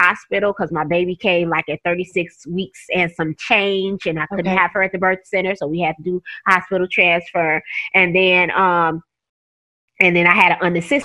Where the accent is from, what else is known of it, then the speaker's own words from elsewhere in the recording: Chicago, Illinois, United States; I'm originally from Chicago, Illinois, born and raised off Armitage and Kedzie